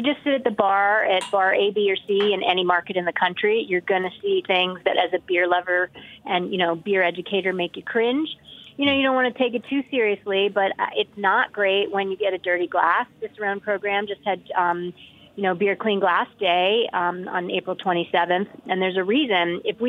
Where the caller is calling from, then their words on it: Boulder, Colorado, United States; I'm talking today from Boulder, Colorado.